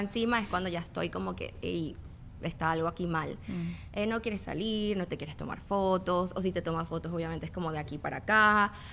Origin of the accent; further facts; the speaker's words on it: Venezuela; moved away; yo vengo de Venezuela